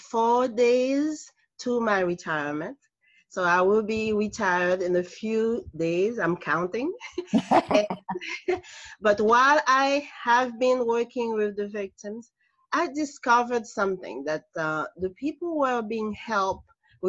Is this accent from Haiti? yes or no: yes; Haiti; moved away as an adult; I am from Haiti, and I immigrated here about 40 years ago. And I went to school here, I mean, to college here.